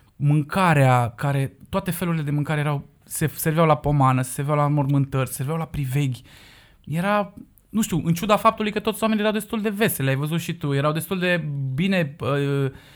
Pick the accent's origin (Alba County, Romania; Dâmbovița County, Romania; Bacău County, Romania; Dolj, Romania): Alba County, Romania; Cugir; eu sunt din Cugir